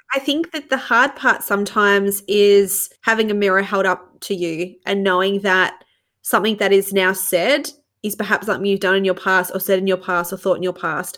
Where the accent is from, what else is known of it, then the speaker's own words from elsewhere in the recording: Australia; as an Australian